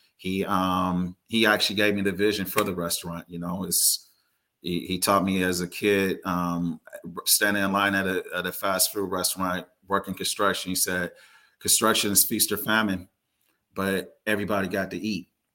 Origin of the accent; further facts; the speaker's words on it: Carson, California, United States; I was born and raised in the Los Angeles area, um, primarily in Carson, California